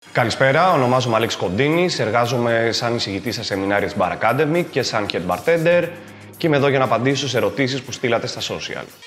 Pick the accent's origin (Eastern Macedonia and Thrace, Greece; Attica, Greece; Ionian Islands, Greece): Ionian Islands, Greece; Corfu; είμαι και από την Κέρκυρα